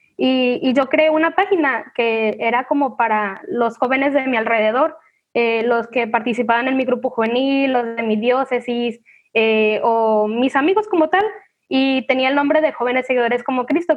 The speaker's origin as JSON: {"language": "Spanish", "town": "Manzanillo", "region": "Colima", "country": "Mexico", "said": "soy de Manzanillo, Colima"}